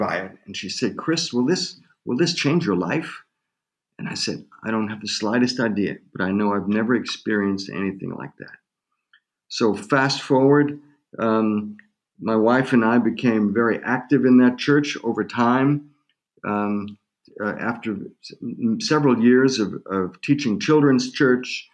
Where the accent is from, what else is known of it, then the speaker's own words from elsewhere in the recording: Germany; moved away as an adult; also born or lived in United States / Tulsa, Oklahoma / St. Louis; I was born in Germany and spent half of my life in Germany and half of my life in the U.S.